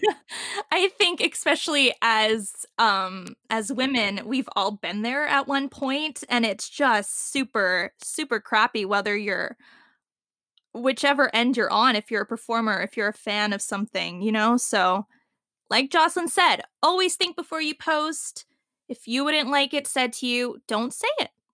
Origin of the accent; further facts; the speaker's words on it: Canada; Growing up in Canada